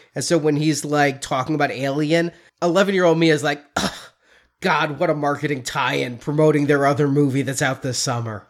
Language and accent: English; Illinois, United States